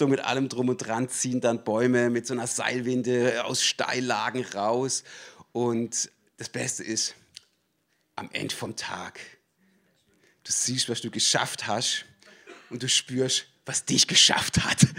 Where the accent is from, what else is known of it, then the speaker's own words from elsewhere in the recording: Baden-Württemberg, Germany; now in Swabia, Germany; aber ursprünglich komme ich aus dem Schwarzwald und zwar aus dem schönen Südschwarzwald.